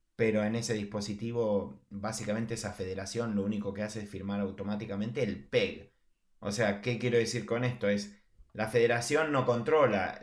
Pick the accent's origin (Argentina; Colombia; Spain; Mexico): Argentina; como argentino lo sé